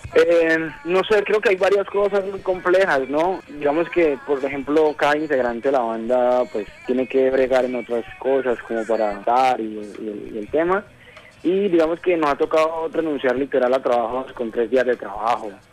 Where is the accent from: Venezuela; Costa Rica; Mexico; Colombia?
Colombia; Cali, Valle del Cauca; nosotros somos del oriente de Cali